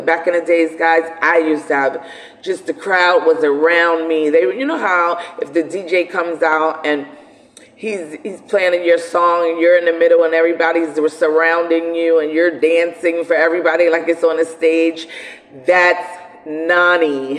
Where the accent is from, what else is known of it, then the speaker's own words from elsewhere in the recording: New York City, New York, United States; growing up in Brooklyn, you know, because I come from Brooklyn